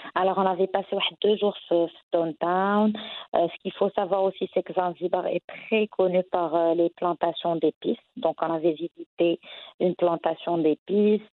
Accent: Casablanca, Casablanca-Settat, Morocco; also born or lived in Tangier; que ça soit à Casa ma ville natale ou encore à Tanger pendant pendant mes études

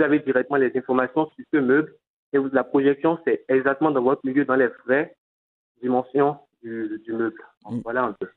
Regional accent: Cotonou, Littoral, Benin; chez nous à Cotonou

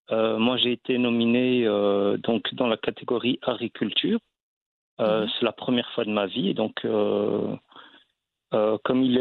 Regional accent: Belgium; je suis marocain, je suis né en Belgique

